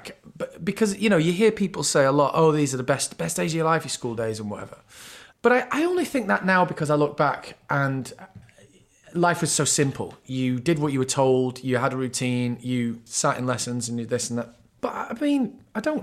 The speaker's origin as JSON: {"language": "English", "town": "Bury", "region": "North West England", "country": "United Kingdom", "said": "I was from Bury, but I'm from sort of, you know, we had all broadly the same accent and like a couple of miles out of Manchester"}